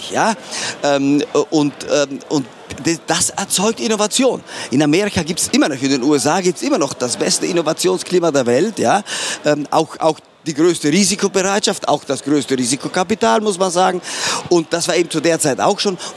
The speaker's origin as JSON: {"language": "German", "region": "Trentino-Alto Adige", "country": "Italy", "said": "Und ich als Südtiroler, sprich mit Passaporto Italiano, habe gedacht, alles, alles was, was ähm, nicht verboten ist, das ist ja erlaubt."}